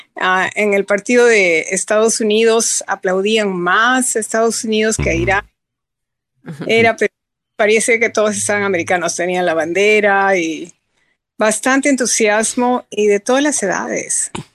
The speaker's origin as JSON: {"language": "Spanish", "country": "Peru", "moved": "yes", "lives_now": "United States", "said": "soy americana legalmente, pero yo soy peruana."}